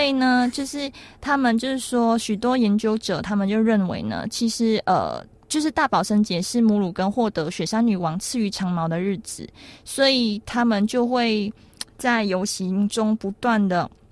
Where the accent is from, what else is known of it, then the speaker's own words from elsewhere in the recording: Malaysia; now in Taiwan; 在我们马来西亚那边呢， 就是元宵节有点像是一个情人节的概念